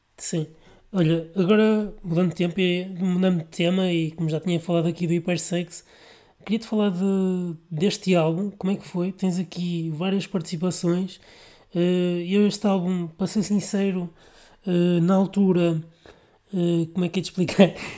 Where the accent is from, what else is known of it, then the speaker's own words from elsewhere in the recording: Vila Nova de Gaia, Norte, Portugal; eu sou de Gaia